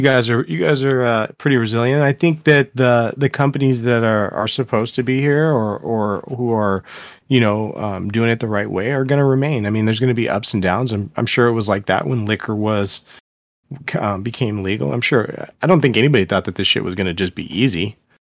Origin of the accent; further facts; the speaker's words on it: Seattle, Washington, United States; I'm from Seattle